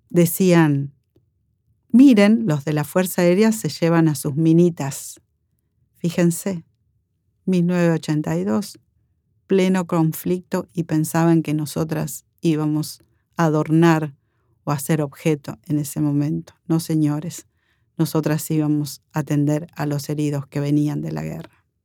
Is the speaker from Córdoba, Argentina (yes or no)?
yes; Villa María, Córdoba, Argentina; moved away as an adult; also born or lived in Buenos Aires; Soy enfermera profesional, veterana de la Guerra de Malvinas. Soy oriunda de Córdoba, Villa María.